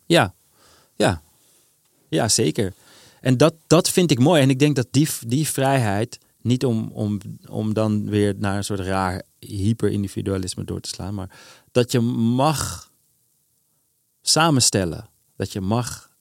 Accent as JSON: {"language": "Dutch", "town": "Amsterdam", "region": "North Holland", "country": "Netherlands", "said": "ik voel me Amsterdammer"}